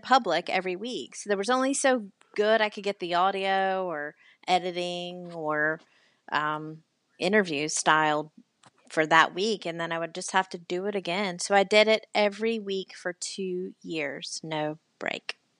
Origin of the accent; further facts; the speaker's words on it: the South, United States; accent: Southern; now in Charleston, United States; obviously am Southern. I know you can't tell from my accent